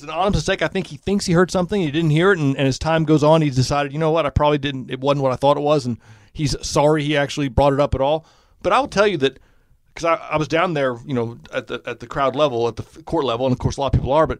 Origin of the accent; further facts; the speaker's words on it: Indianapolis, Indiana, United States; And I said, I'm from Indianapolis.